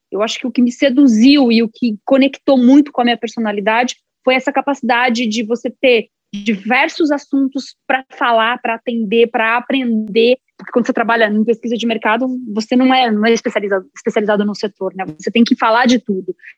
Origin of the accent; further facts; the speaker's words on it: São Carlos, São Paulo, Brazil; Sou nascida numa cidade do interior, em São Paulo, São Carlos